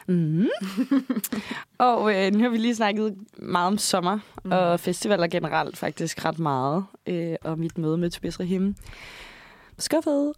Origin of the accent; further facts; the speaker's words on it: Odder, Central Denmark Region, Denmark; moved away; jeg er fra Odsad